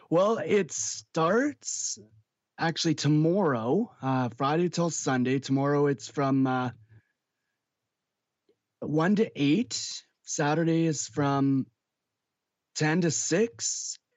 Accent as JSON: {"language": "English", "town": "Winnipeg", "region": "Manitoba", "country": "Canada", "tie": "born or raised there", "moved": "yes", "lives_now": "Regina, Canada", "said": "I was born in Winnipeg"}